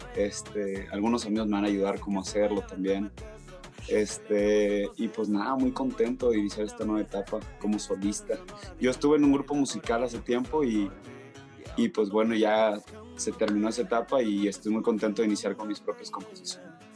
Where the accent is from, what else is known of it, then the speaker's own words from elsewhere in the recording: Hermosillo, Sonora, Mexico; moved away as an adult; now in Mexico City, Mexico; yo soy de Hermosillo, Sonora, desde chiquito siempre he escuchado el regional